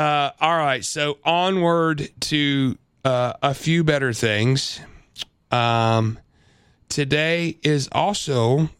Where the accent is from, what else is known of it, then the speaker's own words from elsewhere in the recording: Illinois, United States; So, look, I grew up in Central Illinois.